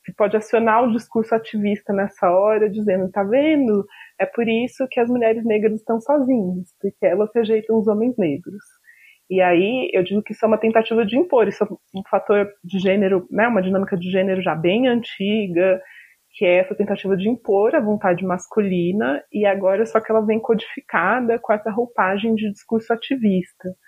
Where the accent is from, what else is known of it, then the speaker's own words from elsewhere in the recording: interior of São Paulo, Brazil; now in Brasília, Brazil; Eu cresci no interior de São Paulo, em uma cidade com muitas pessoas brancas